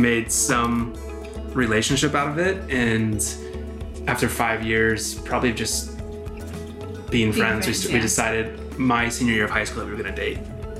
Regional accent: Texas, United States; Growing up in Texas

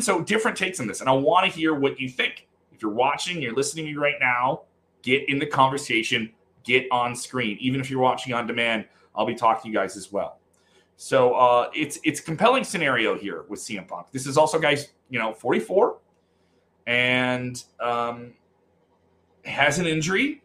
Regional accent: Chicago, Illinois, United States; I'm from Chicago

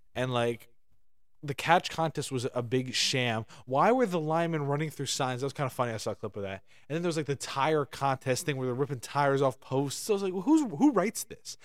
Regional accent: United States; as an American

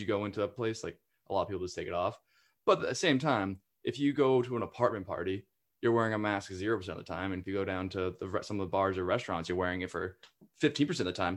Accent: the North, Northeast, United States; moved away as an adult; now in South Carolina, United States; I'm from the north

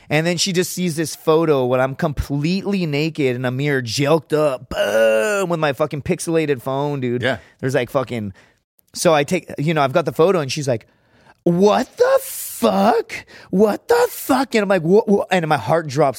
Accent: Laredo, Texas, United States; moved away; I'm from Laredo

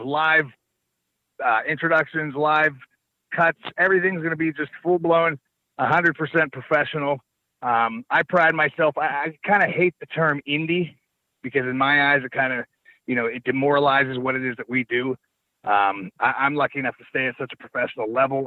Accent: Pittsburgh, Pennsylvania, United States; I come home to Pittsburgh

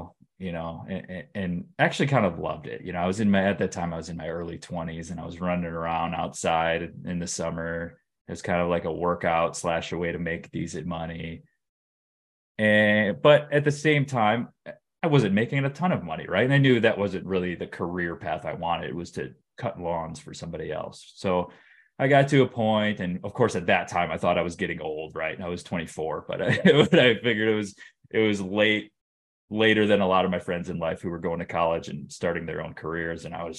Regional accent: Detroit, Michigan, United States; Sure. Yeah, I grew up in Metro Detroit, kind of a standard middle-class upbringing. I grew up in the suburbs of Detroit.

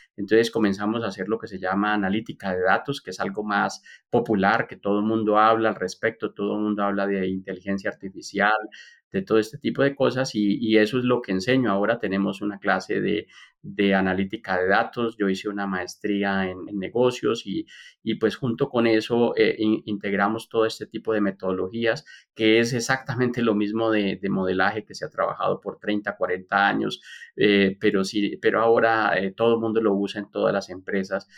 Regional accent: Colombia; moved away as an adult; also born or lived in Brazil / United States / Texas; yo soy colombiano

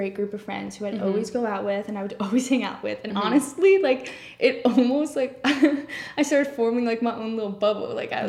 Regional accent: Wales, United Kingdom; we're Welsh.

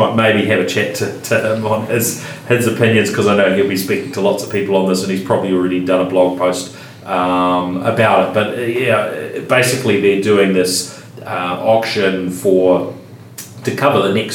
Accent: Christchurch, Canterbury, New Zealand; when I was growing up in Christchurch, if I could get online here, I had a dial-up, modem, living not too far from where we're sitting now

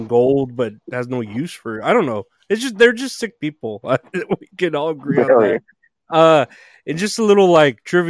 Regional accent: Uvalde, Texas, United States; moved away; I'm from Uvalde originally, Uvalde, Texas

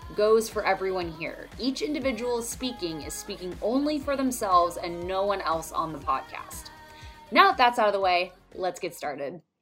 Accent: San Diego, California, United States; I was born on December twelfth on a Monday at ten oh nine A M in San Diego

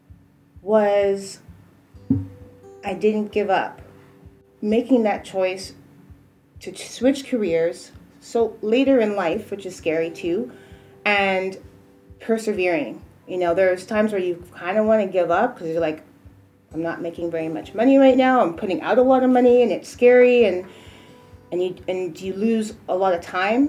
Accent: Edmonton, Alberta, Canada; also born or lived in Trelawny, Jamaica; now in Vancouver, Canada; growing up in Edmonton

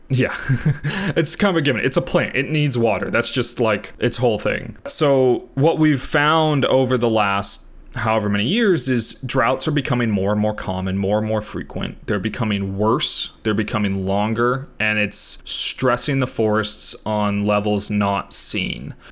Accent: Southern California, United States; we grew up in Southern California

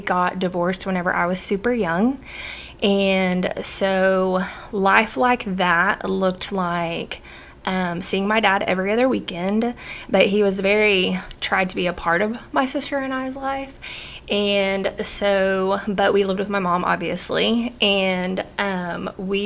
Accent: Oklahoma, United States; I've been born and raised in Oklahoma

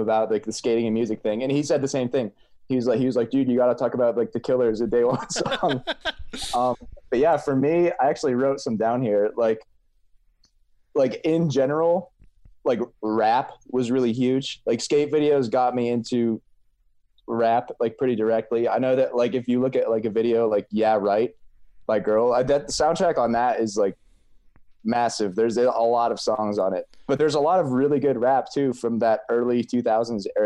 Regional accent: Pennsylvania, United States; I grew up in Pennsylvania

